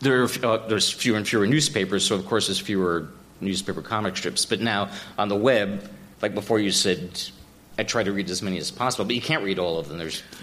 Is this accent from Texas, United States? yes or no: no; Upstate New York, United States; born or raised there